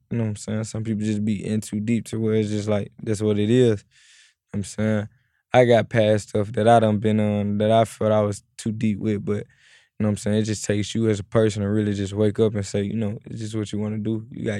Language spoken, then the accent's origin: English; Memphis, Tennessee, United States; At the end of the day, when you're growing up in Memphis, it's either like when you're rapping, you either gonna sign the … or you either gonna sign the ….